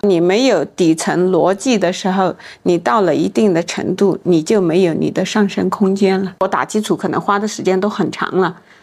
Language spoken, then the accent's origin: Chinese; Yunnan, China; 我是来自云南的，嗯。从小被高原晒得很黑很黑，嗯。大理平均海拔都是两三千米